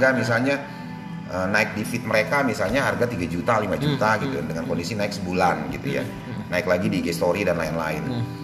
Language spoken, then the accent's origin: Indonesian; Sumatra, Indonesia; kan gue juga orang Sumatera ya